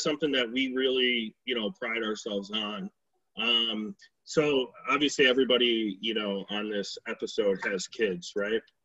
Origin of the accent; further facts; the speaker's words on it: Hamlin, New York, United States; I grew up in Hamlin, New York